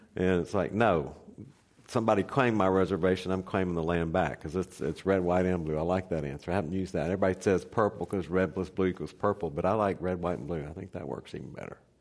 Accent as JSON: {"language": "English", "area": "near Beaumont", "region": "Texas", "country": "United States", "tie": "born or raised there", "said": "Beaumont, Texas, which is right up the street from my hometown"}